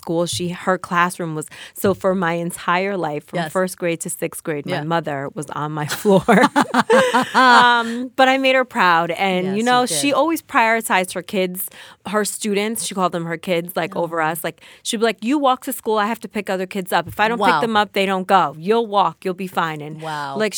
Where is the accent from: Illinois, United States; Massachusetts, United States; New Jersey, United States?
New Jersey, United States; Passaic; I am from Passaic, New Jersey. I'm right here from the backyard of New Jersey.